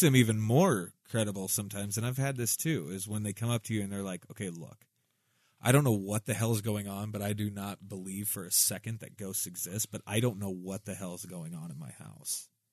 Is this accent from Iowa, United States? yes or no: yes; Southwest Iowa, United States